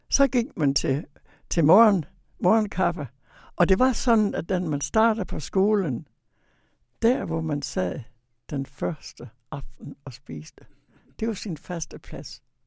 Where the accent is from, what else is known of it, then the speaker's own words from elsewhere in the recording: Videbæk, Central Denmark Region, Denmark; jeg kommer fra Vestjylland, fra Videbæk